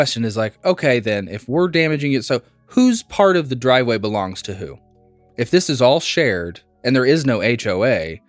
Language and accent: English; Midwest, United States; Is that us because we're from the Midwest and it is normal?